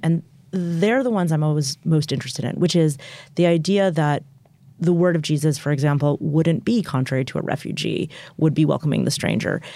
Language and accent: English; United States; I'm an American Jew